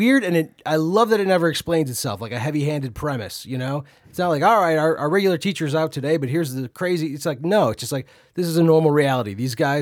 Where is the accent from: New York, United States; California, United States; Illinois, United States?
Illinois, United States; Chicago; I grew up in Chicago, and WGN would play it almost nightly